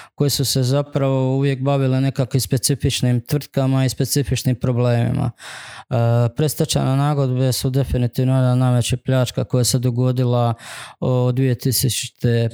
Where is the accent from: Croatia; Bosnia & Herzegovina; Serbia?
Croatia; Župa Dubrovačka, Dubrovnik-Neretva County; zapravo iz Župe Dubrovačke, da, ali to je zapravo Dubrovnik